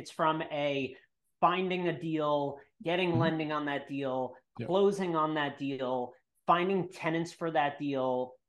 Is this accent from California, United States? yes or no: no; New York, United States; I'm from New York